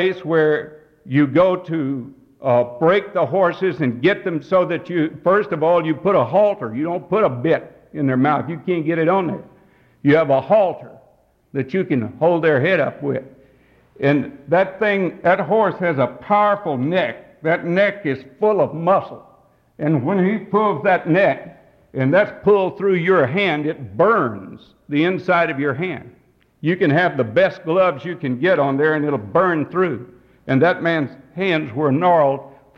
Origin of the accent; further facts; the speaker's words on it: Texas, United States; I grew up out in Texas